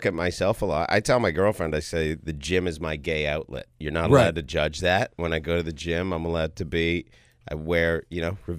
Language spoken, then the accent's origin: English; Toronto, Ontario, Canada; moved away; Born and raised in Toronto, Ontario, Canada.